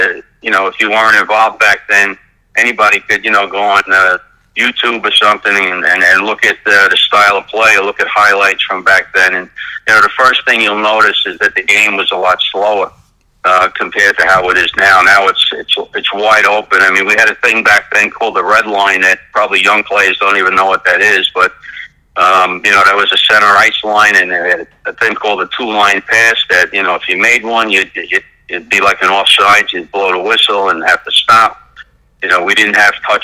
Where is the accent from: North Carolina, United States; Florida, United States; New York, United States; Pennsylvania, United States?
New York, United States; New York City; I grew up here in Brooklyn playing roller hockey mostly during the late 1960s, early 1970s